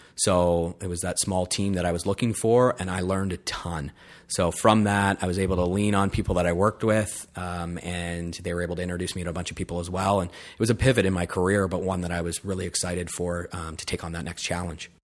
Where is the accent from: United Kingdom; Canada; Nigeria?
Canada; Lion's Head, Ontario; also born or lived in Wiarton, Ontario; I was born in Wyerton, um, and then, yeah, born and raised in Lineshead